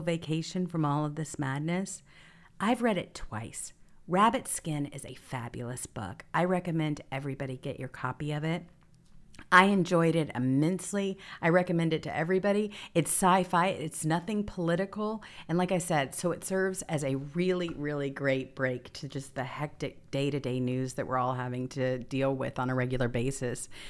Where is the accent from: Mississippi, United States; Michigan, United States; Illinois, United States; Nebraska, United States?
Mississippi, United States; Growing up in Mississippi